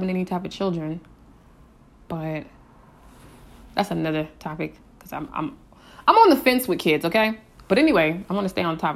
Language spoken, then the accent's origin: English; Colorado, United States; born there; I used to live in uh, Colorado. Well, I was born in Colorado